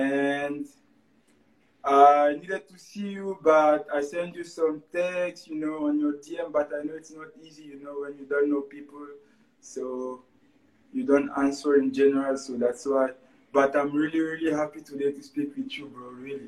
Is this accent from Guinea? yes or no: yes; Guinea; moved away; also born or lived in Montreal, Canada; I come from Guinea-Conakry.